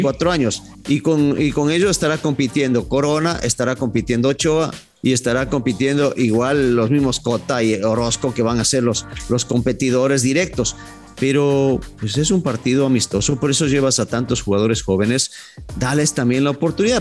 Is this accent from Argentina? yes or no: no; Ecuador; hablando como ecuatoriano